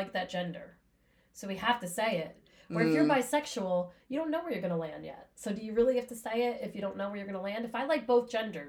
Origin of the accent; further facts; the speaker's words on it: Union, United States; I grew up in Union